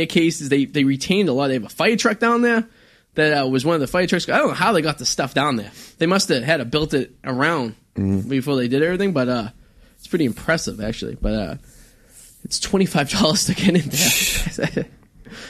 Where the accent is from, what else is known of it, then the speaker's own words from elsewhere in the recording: near Boston, Massachusetts, United States; We grew up near Boston.